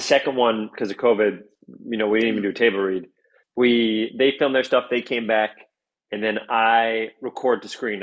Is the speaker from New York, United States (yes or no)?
yes; New York City, New York, United States; also born or lived in Riverdale; I grew up in the North Bronx.